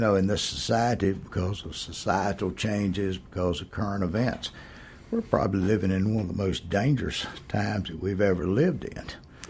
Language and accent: English; Hartwell, Georgia, United States; also born or lived in Americus, Georgia / Atlanta, Georgia; Born and raised in Hartwell. Only time I left was when I went to college.